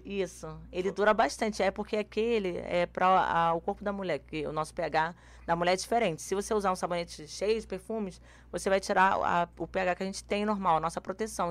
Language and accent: Portuguese; Rio de Janeiro, Brazil; Eu sou carioca